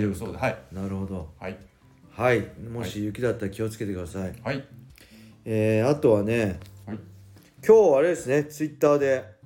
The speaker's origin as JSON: {"language": "Japanese", "country": "Japan", "said": "僕はただ 日本人だって海外アメリカ行ったら、はい、僕は外国人なんで"}